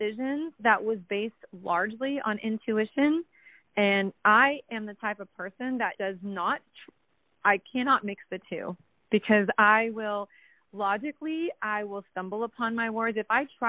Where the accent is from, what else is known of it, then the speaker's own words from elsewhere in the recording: San Antonio, Texas, United States; now in Austin, United States; I'm originally from San Antonio